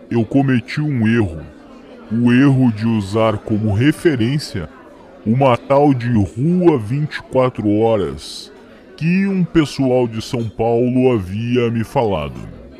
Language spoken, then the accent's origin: Portuguese; United States; onde eu recordei o frio da minha terra, nos Estados Unidos